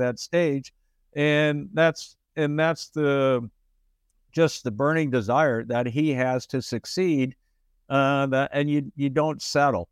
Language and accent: English; Detroit, Michigan, United States; moved away; I grew up in Detroit, Michigan.